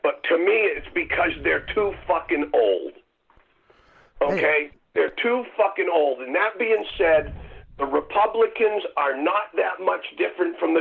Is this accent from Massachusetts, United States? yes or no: yes; Martha's Vineyard, Massachusetts, United States; I grew up on Martha's Vineyard.